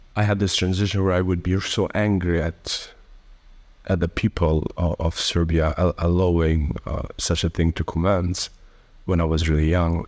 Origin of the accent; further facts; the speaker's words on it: Kosovo; also born or lived in Albania / Italy / Germany; I grew up for the rest of my, I mean, for most of my life, um, um, in Kosovo